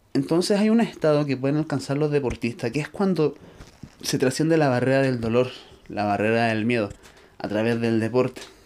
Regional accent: Chile; yo soy de Chile

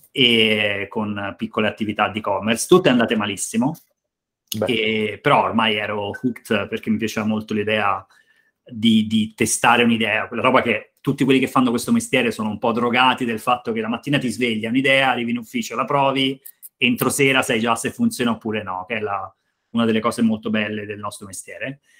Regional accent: Pietrasanta, Tuscany, Italy; vicino provincia di Lucca, vicino Forte dei Marmi, insomma, nel nord della Toscana.

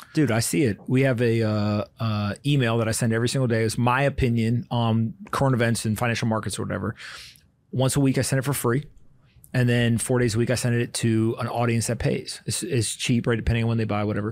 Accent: Raleigh, North Carolina, United States; I grew up in Raleigh, North Carolina, and so was in high school while that was going on

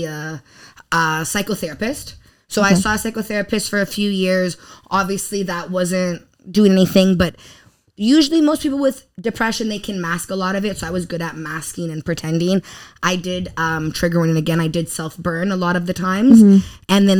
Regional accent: Toronto, Ontario, Canada; English is a second language; I'm from Toronto.

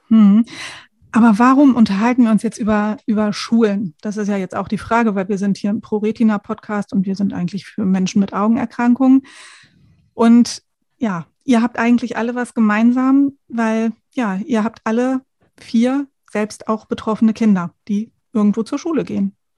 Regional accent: Lower Saxony, Germany; bei uns in Niedersachsen

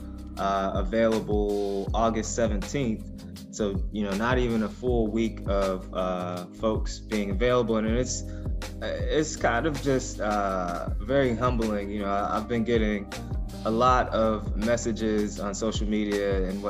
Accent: Ferguson, Missouri, United States; I grew up in Ferguson, Missouri

